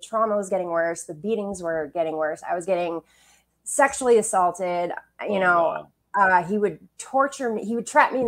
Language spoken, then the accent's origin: English; Bangor, Maine, United States; also born or lived in Quincy, Illinois / Brooklyn, New York; we moved up to the Bangor area, and I lived most of my life there. And I had a really great childhood